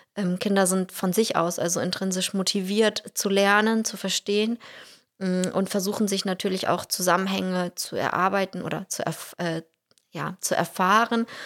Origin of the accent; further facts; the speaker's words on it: Russia; now in Ganderkesee, Germany; ich bin in Russland geboren und aufgewachsen